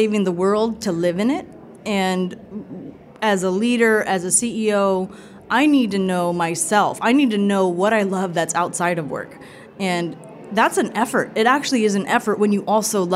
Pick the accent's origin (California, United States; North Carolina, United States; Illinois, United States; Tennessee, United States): California, United States; Fresno; also born or lived in Toledo, Ohio; my hometown, which is in Fresno, California.